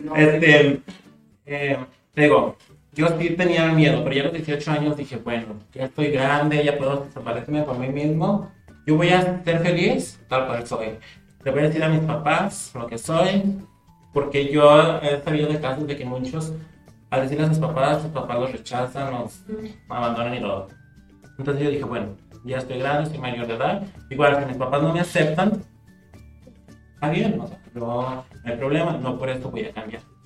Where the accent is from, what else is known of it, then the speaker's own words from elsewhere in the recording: Huanusco, Zacatecas, Mexico; mis papás tuvieron que salir de mi pueblo. Se fue toda mi familia, yo me quedé solo viviendo en Guanusco.